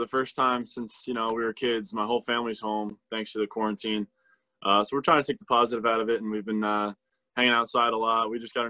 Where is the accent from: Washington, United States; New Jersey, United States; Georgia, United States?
New Jersey, United States; I mean, I live 30 minutes ish from New York City, so I've had plenty of experiences getting to go in there.